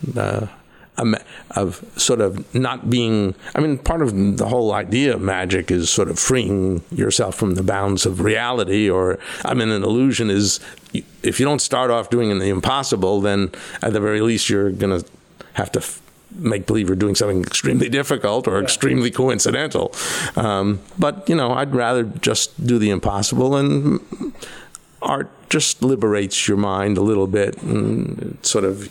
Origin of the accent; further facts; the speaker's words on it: Rye, New York, United States; as a kid, I grew up in Rye, New York